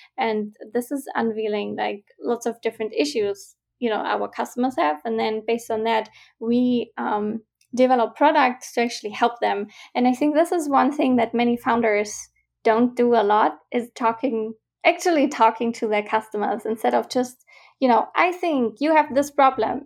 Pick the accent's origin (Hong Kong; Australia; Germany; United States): Germany; moved away as an adult; also born or lived in Vienna, Austria / Glasgow, Scotland; I'm originally from Germany